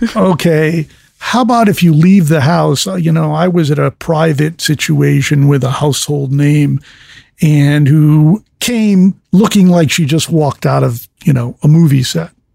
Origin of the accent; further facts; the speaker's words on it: fifty miles from New York City, East Coast, United States; I grew up in the East Coast, fifty miles from New York City